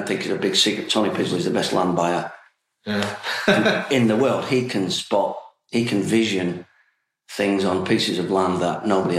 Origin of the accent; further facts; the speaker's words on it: Bolton, North West England, United Kingdom; moved away; I'm from Bolton, and my dad was a miner.